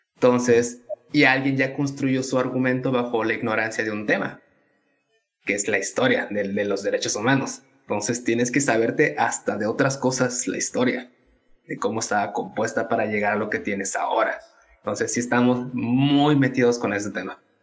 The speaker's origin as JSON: {"language": "Spanish", "region": "Tabasco", "country": "Mexico", "tie": "born or raised there", "also_born_or_lived": "Veracruz / Mexico City", "moved": "as an adult", "lives_now": "Monterrey, Mexico", "said": "soy tabasqueño. No, no, nací en ahí, nací en Veracruz, pero llegué a Tabasco a los dos años."}